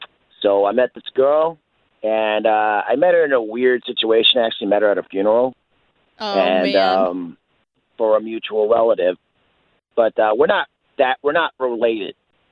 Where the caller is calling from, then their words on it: Bithlo, Florida, United States; I'm calling from Bithlo.